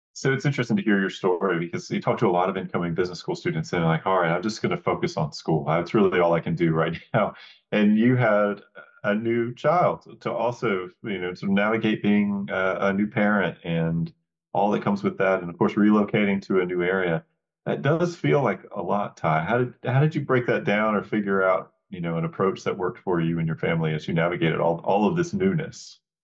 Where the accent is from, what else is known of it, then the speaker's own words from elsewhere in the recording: North Carolina, United States; I'm from North Carolina